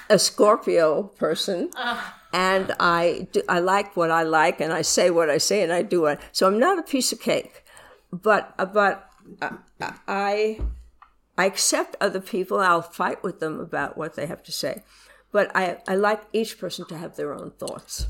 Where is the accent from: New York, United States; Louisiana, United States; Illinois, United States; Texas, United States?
New York, United States; I was born in New York